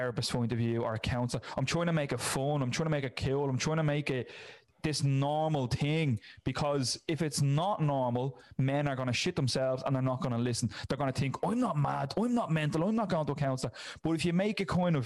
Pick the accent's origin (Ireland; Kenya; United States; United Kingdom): Ireland; Dublin, Leinster; I'm from Ireland. I know what Ireland is. I know the area I'm from in North Dublin.